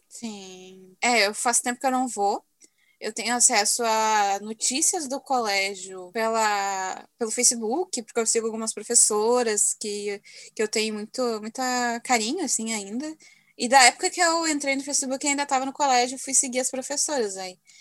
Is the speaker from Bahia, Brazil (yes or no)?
no; Alvorada, Rio Grande do Sul, Brazil; eu ainda moro no mesmo bairro onde me criei, né? Cresci. Olhando assim, continua a mesma tranquilidade. E morando assim em Alvorada